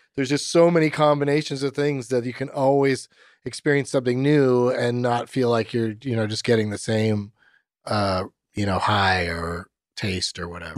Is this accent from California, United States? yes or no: yes; San Diego, California, United States; Growing up in San Diego, of all places